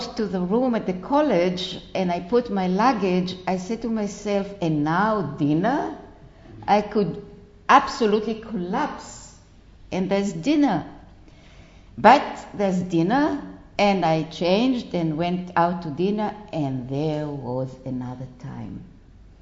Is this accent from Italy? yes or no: no; Israel; I come from Israel. And it's a very, very disturbed place.